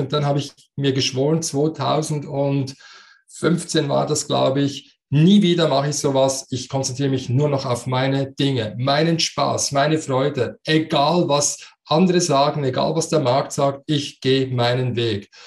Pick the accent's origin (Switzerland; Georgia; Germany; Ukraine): Switzerland; accent: Swiss dialect; man hört das in meinem Dialekt. Ich bin Schweizer, so wie du, aber ich habe einen Migrationshintergrund